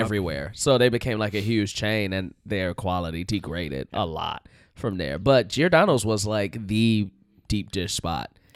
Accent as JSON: {"language": "English", "town": "Chicago", "region": "Illinois", "country": "United States", "said": "Uh, Chicago."}